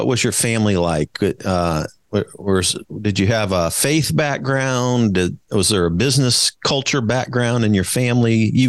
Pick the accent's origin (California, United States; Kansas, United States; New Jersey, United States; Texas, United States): Kansas, United States; Wichita; I was born in Wichita, Kansas.